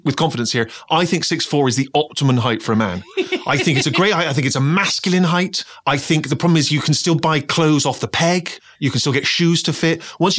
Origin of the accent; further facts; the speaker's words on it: Bristol, South West England, United Kingdom; moved away; I was back in my hometown of Bristol